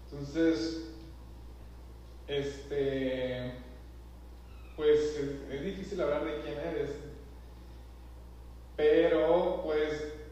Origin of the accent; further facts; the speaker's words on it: Saltillo, Coahuila, Mexico; now in Monterrey, Mexico; yo nací aquí en Monterrey, este, eh, mis papás me tuvieron aquí, por cosas del trabajo nos fuimos, de mi papá, nos fuimos a vivir a, Monte Saltillo, Saltillo Coahuila. estuvimos allá viviendo un buen rato